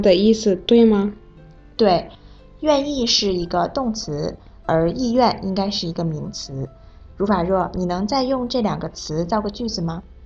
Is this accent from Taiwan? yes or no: no; Zimbabwe; Chinese is a second language; moved away; 我是来自津巴布韦的